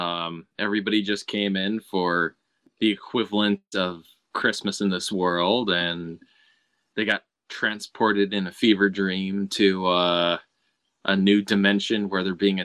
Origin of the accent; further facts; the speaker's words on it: Illinois, United States; I grew up in Illinois as well